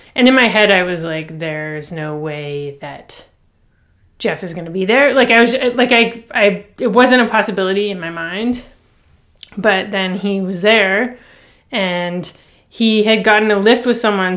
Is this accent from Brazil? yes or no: no; Toronto, Ontario, Canada; I grew up, like, downtown Toronto